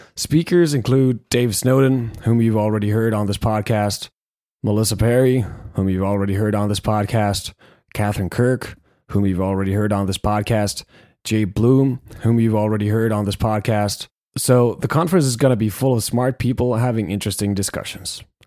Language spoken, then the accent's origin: English; Finland; we're both from Finland.